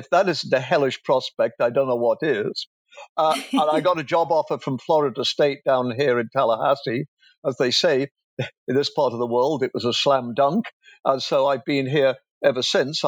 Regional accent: England, United Kingdom; moved away as an adult; also born or lived in Canada; if you can hear my accent, I'm an Englishman

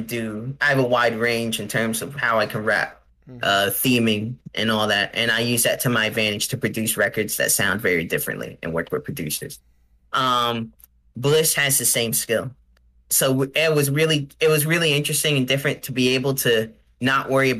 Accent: New Jersey, United States; I'm from South Jersey

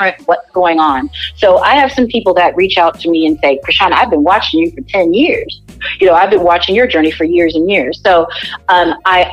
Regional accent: Downers Grove, Illinois, United States; also born or lived in Hyde Park, Chicago; now in Chicago, United States; I actually grew up in the burbs of Chicago. So I grew up in Downers Grove

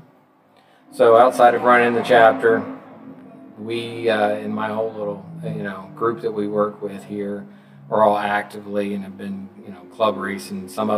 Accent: Atlanta, Georgia, United States; also born or lived in Tampa / Las Vegas; Originally from Atlanta

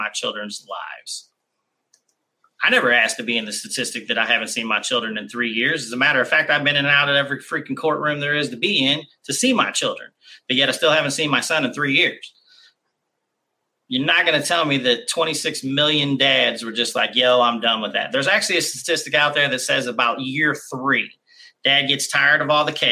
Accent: Kansas City, United States; I grew up in Kansas City.

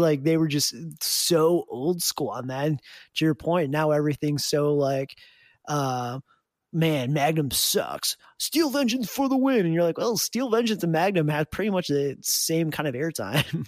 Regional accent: Detroit, Michigan, United States; I grew up in the Detroit area

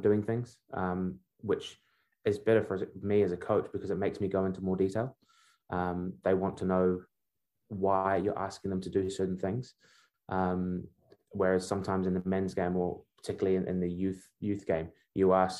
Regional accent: Wellington, New Zealand; also born or lived in Birmingham, England / Sunderland, England; Although I was born in England, I grew up in Wellington

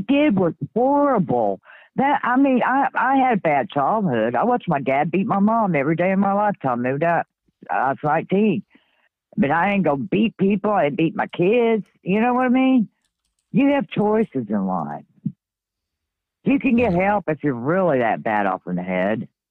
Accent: Kentucky, United States; I'm from Kentucky. I live in Kentucky

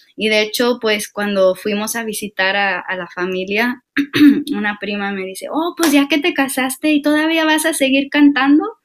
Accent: Mexico; como nosotros mexicanos

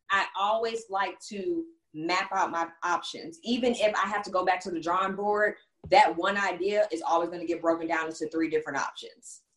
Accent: Texas, United States; also born or lived in Houston; I'm from Texas

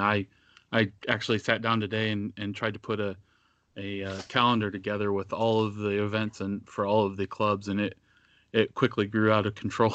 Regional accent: Northeast Indiana, United States; I grew up in Northeast Indiana

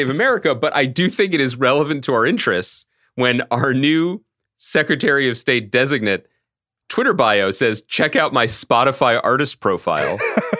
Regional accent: Philadelphia, Pennsylvania, United States; I'm from Philadelphia, too.

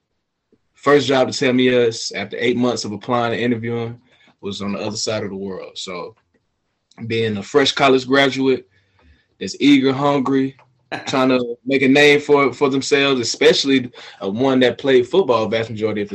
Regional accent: Atlanta, Georgia, United States; also born or lived in Smyrna, Georgia / Beijing, China; born and raised in Atlanta, Georgia.

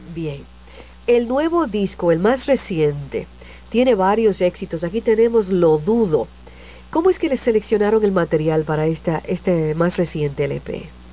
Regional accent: San Juan, Puerto Rico; yo también soy de Vía Palmeras

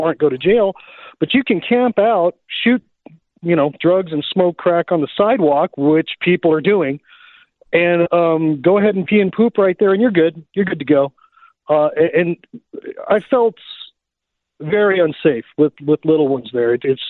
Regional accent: Texas, United States; Yeah, I'm from Texas, but I went to Portland to visit my mom this summer

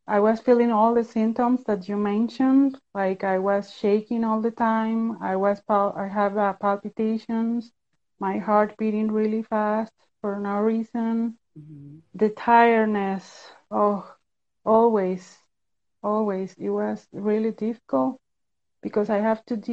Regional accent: Costa Rica; I'm from Costa Rica. I'm living in Central America.

